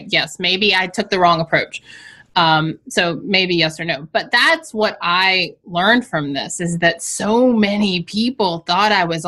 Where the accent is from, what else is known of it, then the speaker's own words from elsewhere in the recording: the South, United States; I come from the South.